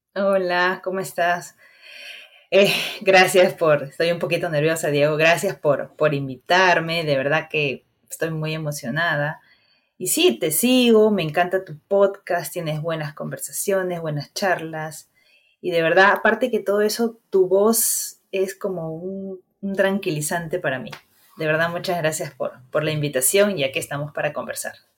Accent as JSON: {"language": "Spanish", "town": "Huarmey", "region": "Ancash", "country": "Peru", "moved": "yes", "said": "yo soy de Guarmey, Ancash"}